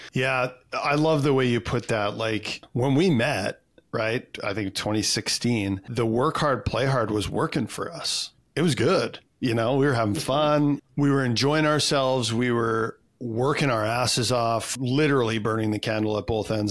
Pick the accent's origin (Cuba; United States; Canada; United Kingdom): Canada; I'm a Canadian kid, so of course I played hockey